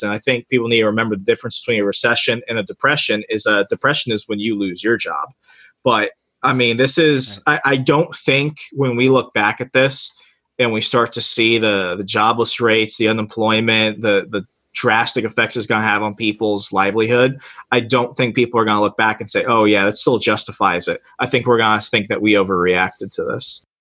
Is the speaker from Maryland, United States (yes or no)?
no; Arizona, United States; moved away; 200,000 people is the population of my hometown in Arizona.